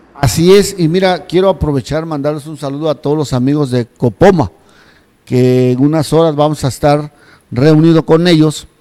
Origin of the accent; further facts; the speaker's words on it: Salina Cruz, Oaxaca, Mexico; mi tierra, Salina Cruz, allá del estado de Oaxaca, en la región del Istmo